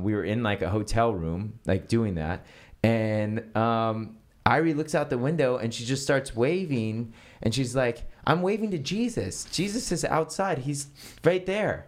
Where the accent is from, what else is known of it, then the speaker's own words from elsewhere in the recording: San Francisco, California, United States; moved away as an adult; now in Los Angeles, United States; I grew up in San Francisco and I grew up a part of the Presbyterian Church.